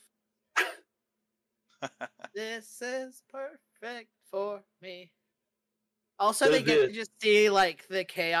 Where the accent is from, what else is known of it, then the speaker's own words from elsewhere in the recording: Wales, United Kingdom; moved away; I'm from the Welsh part of the UK, so I'm from the good part.